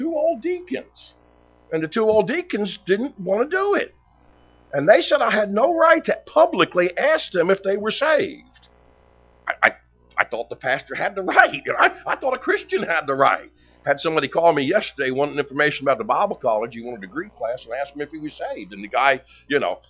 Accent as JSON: {"language": "English", "town": "Philadelphia", "region": "Pennsylvania", "country": "United States", "tie": "born or raised there", "said": "I was born in Philadelphia, Pennsylvania, grew up in the suburbs of Philadelphia"}